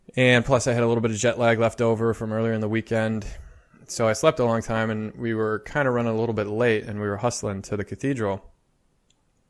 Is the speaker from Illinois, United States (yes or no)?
yes; Chicago, Illinois, United States; I said, Chicago